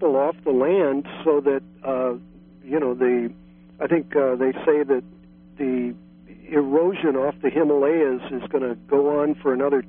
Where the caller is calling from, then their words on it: San Francisco, California, United States; Oh, yeah, greetings from San Francisco.